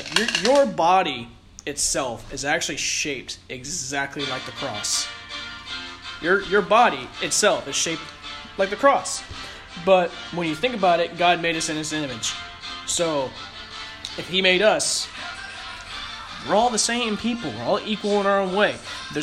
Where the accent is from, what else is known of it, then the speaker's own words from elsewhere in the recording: St. Louis, Missouri, United States; we're all from St. Louis